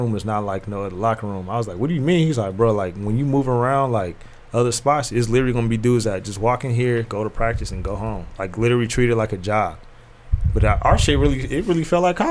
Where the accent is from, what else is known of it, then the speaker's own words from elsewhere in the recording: California, United States; being a kid from Cali